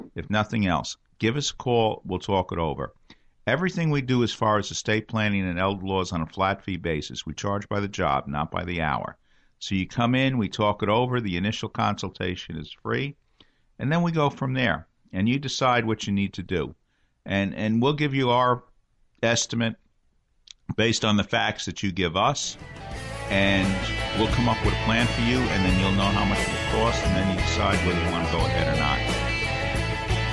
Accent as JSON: {"language": "English", "town": "New York City", "region": "New York", "country": "United States", "tie": "born or raised there", "said": "I grew up in Bay Ridge, Brooklyn, when I was a young boy"}